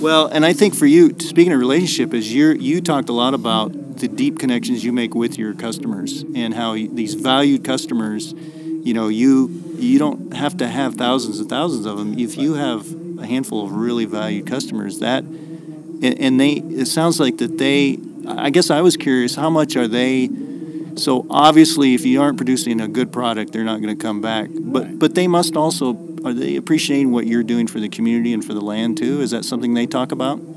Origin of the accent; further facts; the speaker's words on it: Iowa, United States; moved away; I'm from Iowa originally